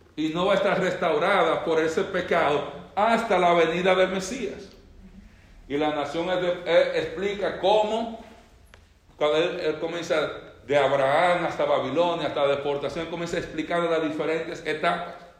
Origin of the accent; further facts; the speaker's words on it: Dominican Republic; yo, que nací en República Dominicana